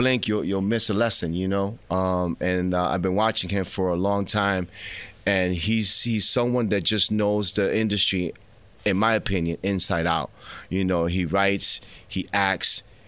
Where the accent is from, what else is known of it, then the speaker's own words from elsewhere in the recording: New York City, New York, United States; also born or lived in Philadelphia; I'm Dominican from Washington Heights.